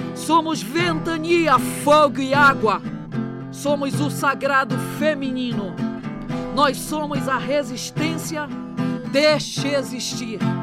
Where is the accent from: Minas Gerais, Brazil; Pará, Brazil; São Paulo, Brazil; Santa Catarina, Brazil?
Pará, Brazil; Belém; um período que eu volto para Belém